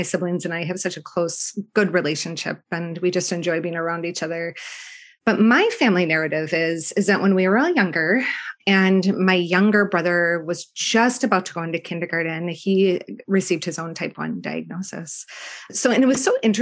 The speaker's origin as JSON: {"language": "English", "town": "Minneapolis", "region": "Minnesota", "country": "United States", "tie": "born or raised there", "also_born_or_lived": "Michigan", "said": "I've lived here most of my life"}